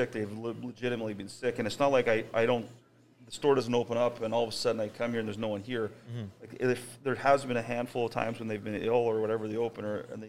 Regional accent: Winnipeg, Manitoba, Canada; I grew up on Arden Avenue in St. Vital

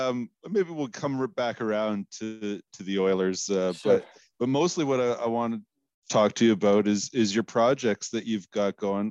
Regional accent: East Coast, United States; I grew up on the East Coast, so maybe it's a regional thing

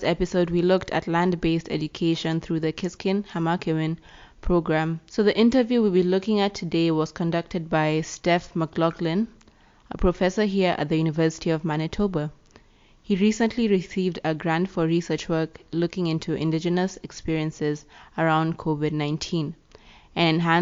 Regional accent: Nairobi, Kenya; now in Winnipeg, Canada; I am from Nairobi, Kenya, and currently live and work and school in Winnipeg

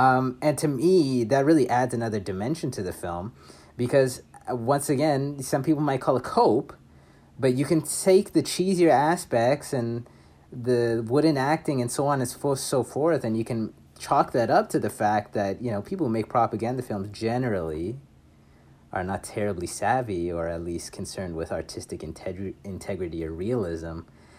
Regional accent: Buenos Aires, Argentina; I'm from Buenos Aires, and I say kill them all.

